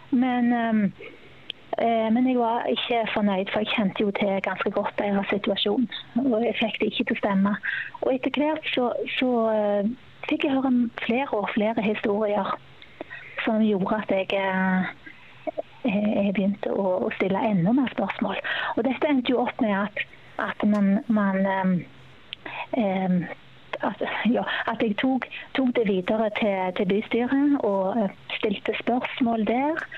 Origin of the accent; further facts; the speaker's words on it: Sandnes, Rogaland, Norway; now in Bergen, Norway; Jeg kommer jo opprinnelig fra Sandnes, men har bodd i Bergen i 26 år, så da er det vel bare snart dialekten igjen, tenker jeg.